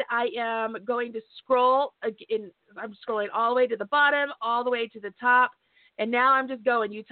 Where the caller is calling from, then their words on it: Kentucky, United States; I'm calling from Kentucky.